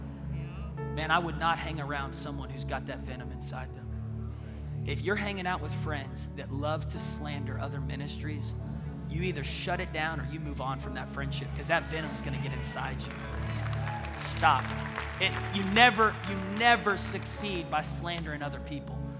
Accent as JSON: {"language": "English", "town": "Tulsa", "region": "Oklahoma", "country": "United States", "said": "I said, Tulsa."}